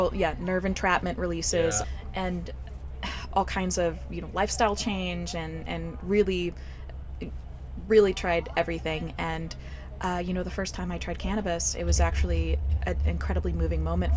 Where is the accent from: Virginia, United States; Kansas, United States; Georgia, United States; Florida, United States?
Georgia, United States; also born or lived in East Coast; now in California, United States; I'm originally from Georgia